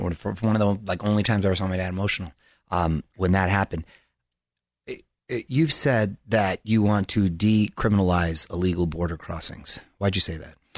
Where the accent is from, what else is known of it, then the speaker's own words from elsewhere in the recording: Chula Vista, California, United States; I was a border kid. I grew up in Chula